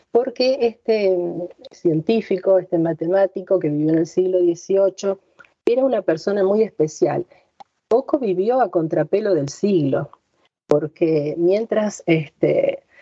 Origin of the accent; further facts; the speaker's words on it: Argentina; En, castellano o en argentino, como escriben eh, aquí en mi tierra.